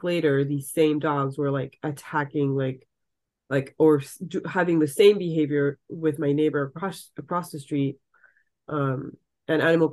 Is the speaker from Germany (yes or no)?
no; Saint-Pierre-en-Faucigny, Auvergne-Rhône-Alpes, France; English is a second language; moved away as an adult; now in Seattle, United States; I grew up in the French Alps, so it's obviously gorgeous.